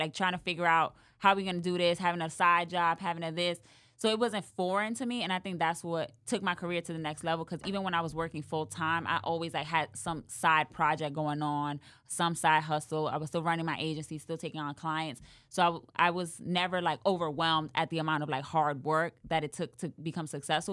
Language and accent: English; New York City, New York, United States; moved away as an adult; now in Dallas, United States; growing up in the Bronx and growing up poor